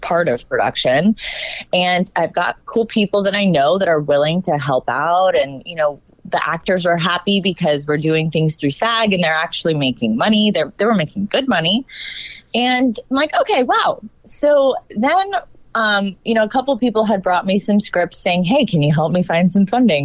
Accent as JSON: {"language": "English", "region": "Northern Virginia", "country": "United States", "moved": "yes", "said": "I'm originally from Virginia"}